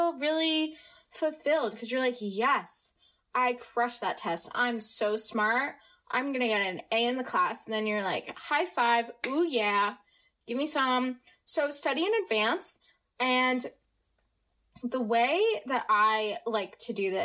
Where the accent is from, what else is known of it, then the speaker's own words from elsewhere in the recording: United States; accent: American; I have no accent and that I sound very American, which I am American.